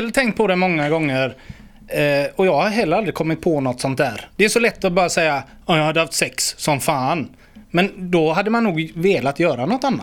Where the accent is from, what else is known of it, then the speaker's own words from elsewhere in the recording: Gothenburg, Västra Götaland, Sweden; fotbollsplanen som låg vid Vätterskolan där vi växte upp